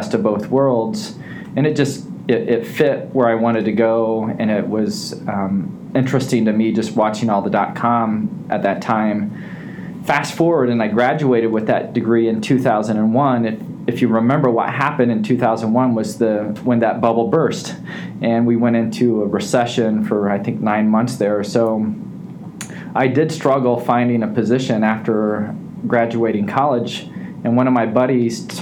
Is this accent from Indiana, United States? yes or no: yes; Terre Haute, Indiana, United States; I've always been a Hoosier. I grew up in Terre Haute, Indiana